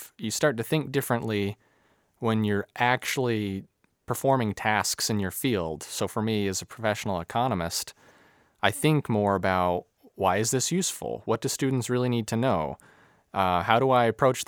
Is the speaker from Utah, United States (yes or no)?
yes; Salt Lake City, Utah, United States; moved away as an adult; now in Grand Junction, United States; I was born and raised in Salt Lake City